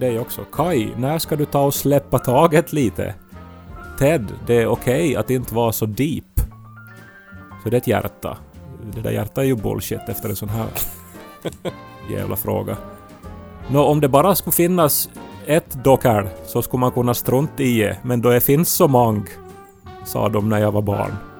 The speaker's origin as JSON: {"language": "Swedish", "town": "Esse", "region": "Ostrobothnia", "country": "Finland", "tie": "born or raised there", "moved": "yes", "said": "Jag befinner mig fortfarande hemma i Esse i mitt pojkrum"}